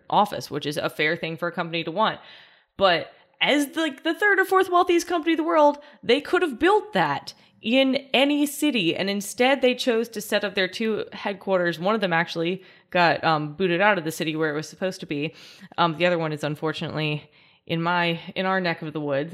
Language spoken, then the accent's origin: English; New Orleans, Louisiana, United States; I'm from New Orleans